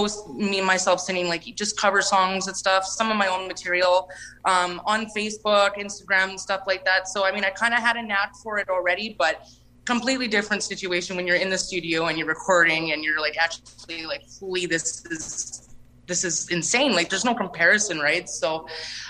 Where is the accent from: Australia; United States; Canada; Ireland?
Canada; Lac du Bonnet, Manitoba; I'm from Lac Da Bonnie, Manitoba